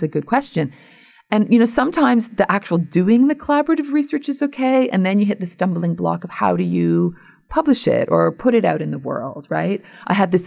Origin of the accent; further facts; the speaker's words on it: Hamilton, Ontario, Canada; my hometown in Hamilton, Ontario